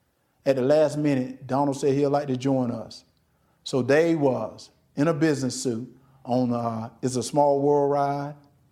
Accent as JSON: {"language": "English", "region": "Deep South", "country": "United States", "tie": "born or raised there", "said": "Growing up in the Deep South, I've seen racism up close."}